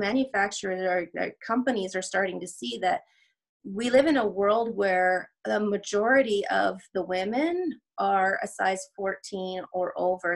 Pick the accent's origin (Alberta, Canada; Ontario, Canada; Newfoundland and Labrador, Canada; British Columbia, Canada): Alberta, Canada; Edmonton; I am Canadian. I'm from Edmonton, Alberta.